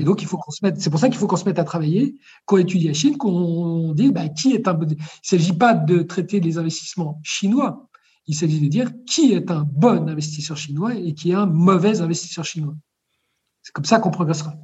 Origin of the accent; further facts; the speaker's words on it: France; quand je suis né en France